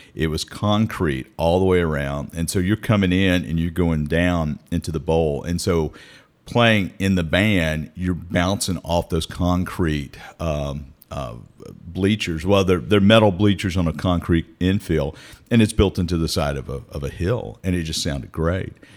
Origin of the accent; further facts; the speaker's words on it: Meridian, Mississippi, United States; moved away as an adult; now in Starkville, United States; I moved here from Meridian Oh, gosh, ninety-one. So I was twenty-one when I moved here